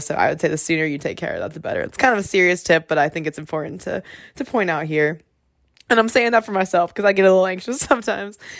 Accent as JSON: {"language": "English", "region": "South Carolina", "country": "United States", "moved": "as an adult", "lives_now": "South Bend, United States", "said": "I'm from South Carolina"}